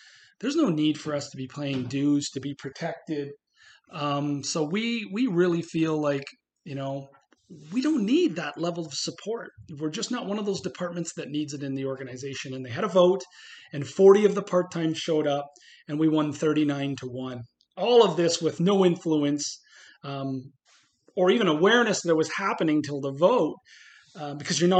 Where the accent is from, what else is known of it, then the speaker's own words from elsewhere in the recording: Montreal, Quebec, Canada; moved away; the city I was raised in Montreal